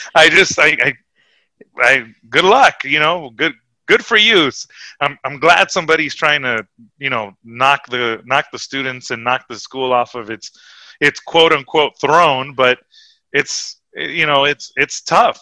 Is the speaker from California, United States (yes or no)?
yes; Huntington Park, California, United States; I came from Huntington Park and I was the you know the brown kid from the from the hood